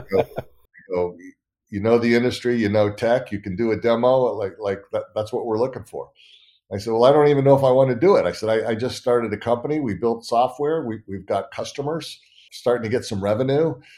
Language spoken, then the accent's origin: English; Northern California, United States; also born or lived in San Diego; I grew up in California, Northern California.